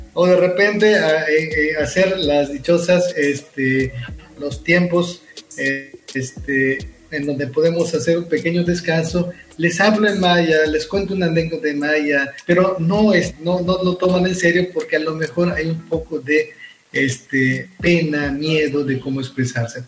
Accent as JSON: {"language": "Spanish", "town": "Nunkiní", "region": "Campeche", "country": "Mexico", "tie": "born or raised there", "first_language": "Spanish", "said": "soy oriundo de la comunidad de Nunquiní"}